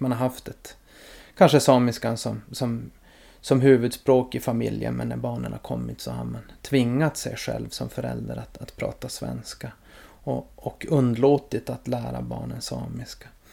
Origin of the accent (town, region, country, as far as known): Norrbotten County, Sweden; also born or lived in Malmfälten